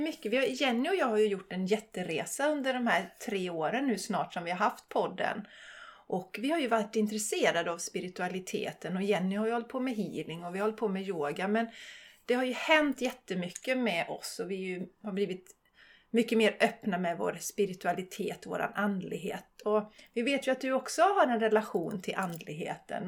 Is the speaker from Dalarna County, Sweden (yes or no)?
no; Borås, Västra Götaland, Sweden; jag är ju också från Borås